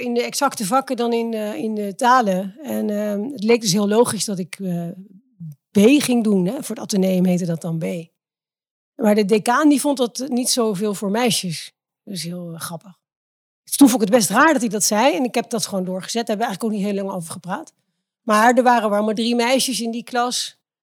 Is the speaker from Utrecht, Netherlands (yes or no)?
yes; Driebergen, Utrecht, Netherlands; also born or lived in Zeist; ik ben ehm, in de bossen opgegroeid in Driebergen